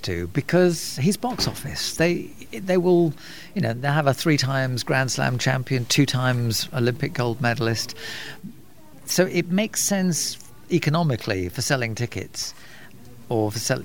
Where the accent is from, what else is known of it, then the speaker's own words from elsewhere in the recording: United Kingdom; I'm British